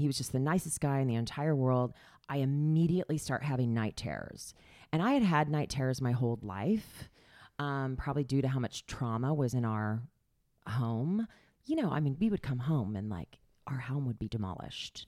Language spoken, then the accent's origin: English; Springfield, Missouri, United States; now in New York City, United States; I was born in Springfield, Missouri. I went to high school with Brad Pitt